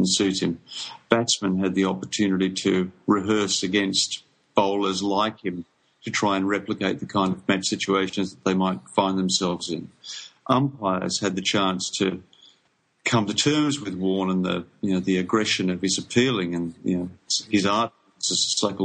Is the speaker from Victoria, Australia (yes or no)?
yes; Geelong, Victoria, Australia; Geelong, my hometown